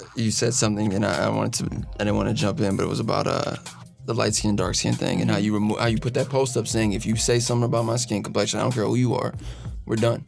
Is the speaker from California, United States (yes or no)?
yes; Los Angeles, California, United States; I grew up in Los Angeles, California